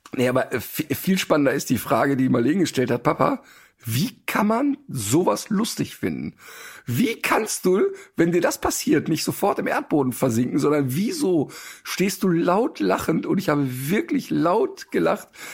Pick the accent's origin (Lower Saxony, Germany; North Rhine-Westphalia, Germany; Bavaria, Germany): North Rhine-Westphalia, Germany; Ruhr area; ich komme ja aus dem Ruhrpott